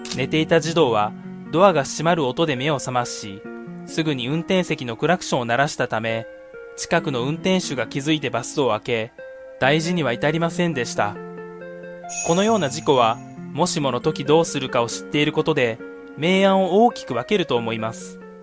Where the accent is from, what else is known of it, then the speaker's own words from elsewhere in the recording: Sendai, Miyagi, Japan; 私の地元にある仙台市商店街